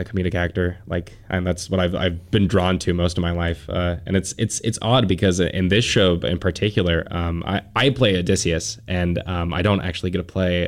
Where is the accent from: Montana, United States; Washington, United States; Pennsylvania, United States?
Montana, United States; Clinton; also born or lived in Casablanca, Morocco; now in Missoula, United States; I'm from Clinton